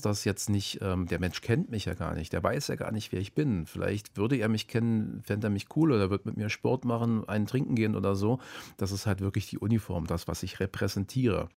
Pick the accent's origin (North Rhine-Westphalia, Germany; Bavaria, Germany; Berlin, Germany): Berlin, Germany; in Zehlendorf. Da bin ich aufgewachsen in Berlin